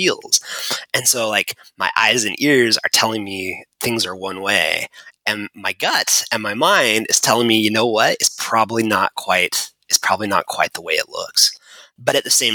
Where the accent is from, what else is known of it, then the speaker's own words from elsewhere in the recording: United States; we're from America